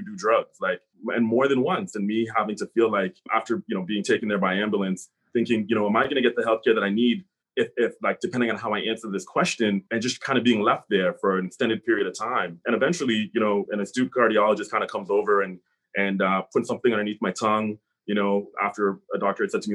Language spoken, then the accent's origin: English; Hamilton, Ontario, Canada; I grew up here in Hamilton.